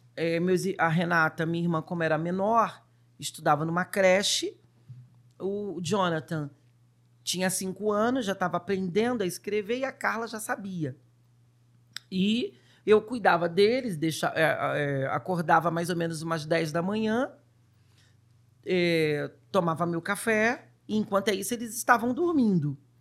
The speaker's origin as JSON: {"language": "Portuguese", "region": "Rio de Janeiro", "country": "Brazil", "tie": "born or raised there", "also_born_or_lived": "Duque de Caxias", "said": "eu sou do Rio de Janeiro, nasci num lugar, num bairro chamado São Cristóvão, onde tem o Maracanã. Opa. Eu sou o verdadeiro carioca da gema"}